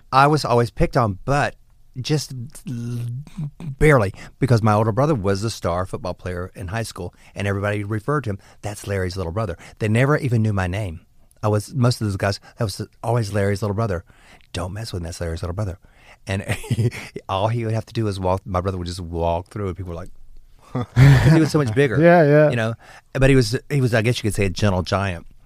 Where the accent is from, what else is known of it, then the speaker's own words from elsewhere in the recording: Hartford, Alabama, United States; also born or lived in Dothan; I was born in Flowers Hospital. Uh, but we lived on a dirt road in Dothan, Alabama. I mean, Hartford, Alabama.